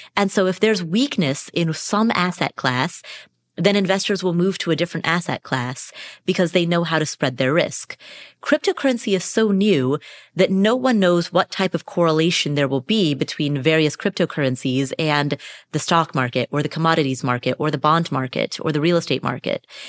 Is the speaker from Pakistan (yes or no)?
no; Kathmandu, Bagmati, Nepal; I was born in Kathmandu, Nepal.